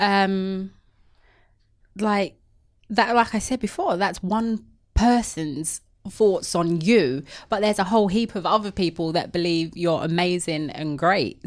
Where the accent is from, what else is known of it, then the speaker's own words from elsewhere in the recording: London, United Kingdom; I know I've got an accent. I'm from the East End of London. Very proud of it.